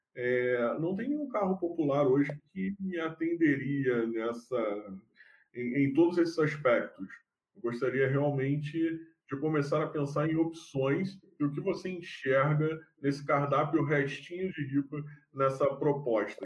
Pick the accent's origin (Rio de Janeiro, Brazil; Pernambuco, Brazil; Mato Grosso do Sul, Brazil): Rio de Janeiro, Brazil; Baixada Fluminense; accent: carioca; eu me considero carioca da gema, mas eu nasci na Baixada. Então, é, eu sou fluminense.